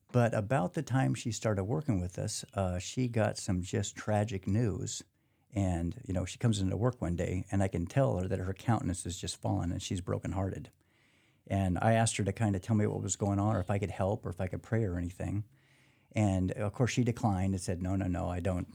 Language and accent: English; Portland, Oregon, United States; born and raised in Portland, Oregon, so I lived up there all my life